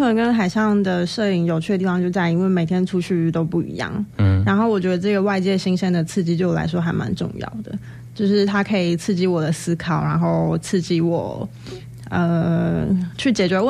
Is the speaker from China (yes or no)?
no; Taipei, Taiwan; moved away as an adult; now in Hualien, Taiwan; 我也是台北人。